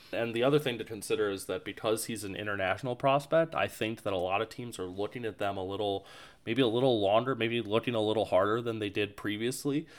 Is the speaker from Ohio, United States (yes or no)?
yes; Cleveland, Ohio, United States; I'm from Cleveland. I actually currently live in Cleveland